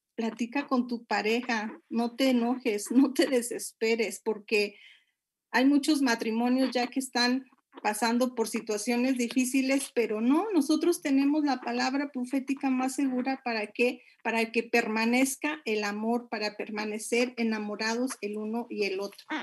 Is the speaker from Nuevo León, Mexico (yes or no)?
yes; Monterrey, Nuevo León, Mexico; moved away as an adult; now in Puebla, Mexico; yo soy de la ciudad de Monterrey